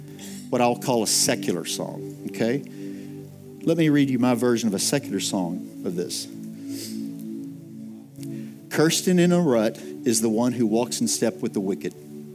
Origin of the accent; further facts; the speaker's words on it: Texas, United States; I'm from West Texas, so I can appreciate that.